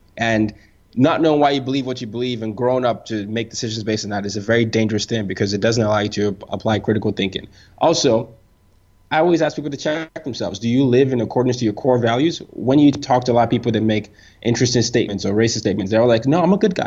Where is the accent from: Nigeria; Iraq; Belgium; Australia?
Nigeria; I'm Nigerian.